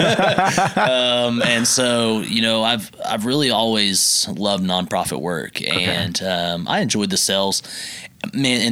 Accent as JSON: {"language": "English", "town": "Bethany", "region": "Oklahoma", "country": "United States", "tie": "born or raised there", "said": "Grew up right in Bethany, Oklahoma"}